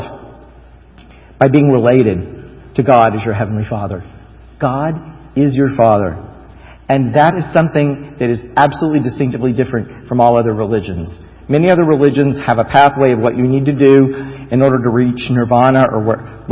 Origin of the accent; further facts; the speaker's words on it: United States; I would say, "America."